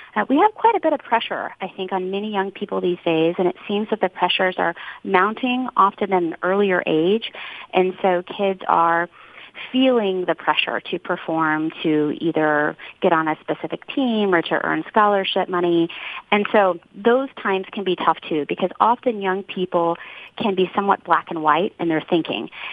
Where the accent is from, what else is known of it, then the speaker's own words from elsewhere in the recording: Kansas City, United States; I wanted to be in my hometown, close to family